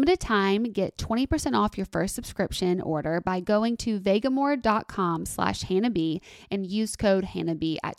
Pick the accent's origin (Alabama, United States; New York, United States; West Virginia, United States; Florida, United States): Alabama, United States; can I tell you that I thought that avocados were a new. Like a new discovery because I'm from Alabama.